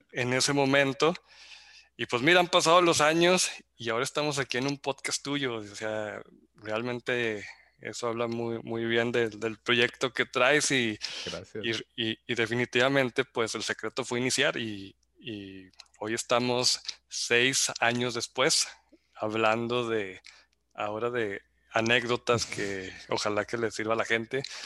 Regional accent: Zacatecas, Mexico; moved away as an adult; now in Monterrey, Mexico; soy zacatecano, radicado en Monterrey desde hace 16 años.

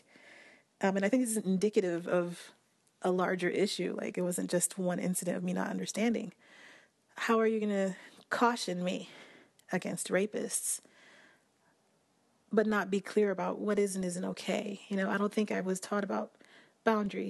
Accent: Port-au-Prince, Ouest, Haiti; I grew up in Haiti, in Port-au-Prince

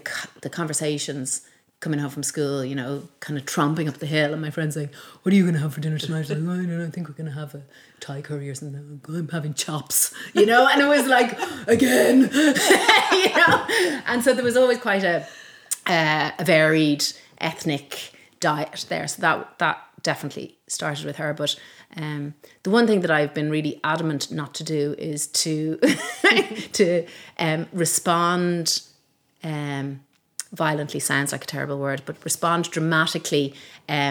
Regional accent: Malahide, Leinster, Ireland; also born or lived in Donegal / Manchester; I grew up in Malahide. I was born in Donegal because my dad was working for the bank up there at the time.

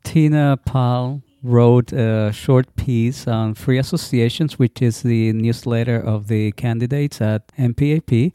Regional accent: Puerto Rico; my growing up in Puerto Rico

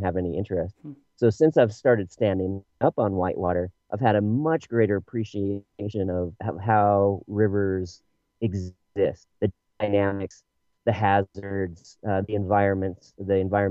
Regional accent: United States; now in Bend, United States; I was raised in the Tahoe area

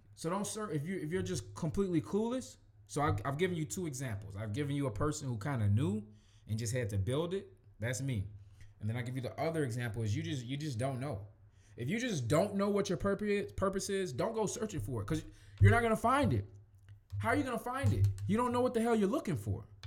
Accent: Chicago, Illinois, United States; I grew up in Chicago

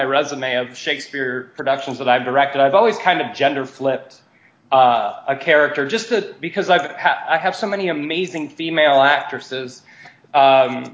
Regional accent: Wisconsin, United States; moved away; also born or lived in Ohio / Queens, New York; I'm from Wisconsin.

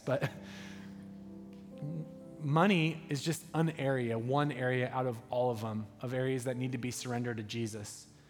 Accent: United States; as an American coming from opulence

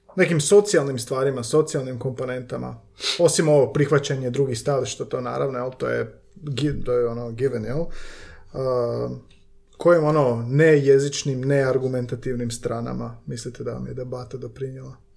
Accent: Slavonia, Croatia; ja sam iz Slavonije

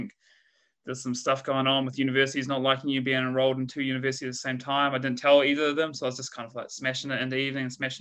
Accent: Christchurch, Canterbury, New Zealand; accent: Kiwi; moved away as an adult; also born or lived in Dunedin, New Zealand / Leeds, United Kingdom; now in Australia; from Christchurch City, Quake Zone. So grew up in Quake Zone, Christchurch, and moved down to Dunedin

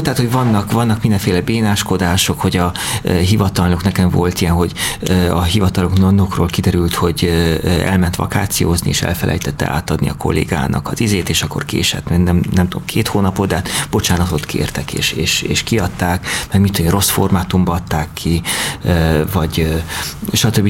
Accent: Cluj-Napoca, Cluj County, Romania; moved away; én Kolozsán születtem, ott nőttem fel

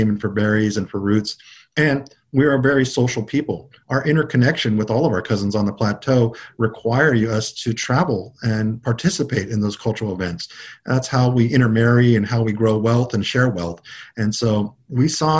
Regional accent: United States; I grew up on the Big River fishing for my grandfather, and we were a mixture of folks who were from the Yakima and Warm Springs who all fished both on the Oregon and Washington side

